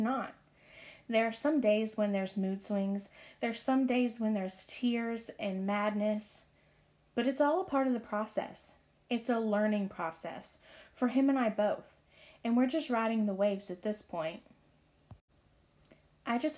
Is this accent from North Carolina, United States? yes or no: yes; Marion, North Carolina, United States; moved away as an adult; now in Pennsylvania, United States; I'm from a small town in North Carolina called Marion. I moved to Pennsylvania about 5 years ago. And you guys, I never thought I would have left my hometown